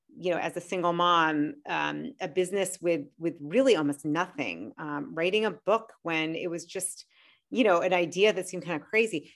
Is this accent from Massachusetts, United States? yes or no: yes; Boston, Massachusetts, United States; moved away; I'm from Boston